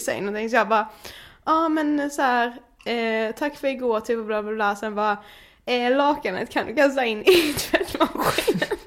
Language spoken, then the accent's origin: Swedish; Karlshamn, Blekinge, Sweden; moved away; jag var hemma i Karlshamn väldigt länge